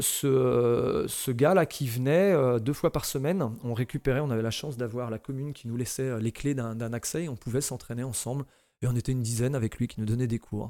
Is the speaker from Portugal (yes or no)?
no; Saint-Malo, Brittany, France; also born or lived in Pipriac; Je suis né à Saint-Malo